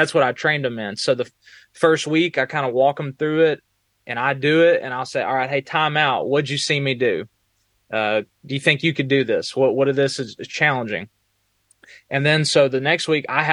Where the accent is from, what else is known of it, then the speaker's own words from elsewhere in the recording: Texas, United States; also born or lived in Alabama; now in Northern Virginia, United States; I'm originally from Texas